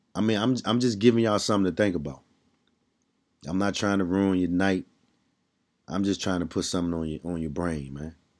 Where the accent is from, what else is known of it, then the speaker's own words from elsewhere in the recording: Washington, District of Columbia, United States; I'm from D C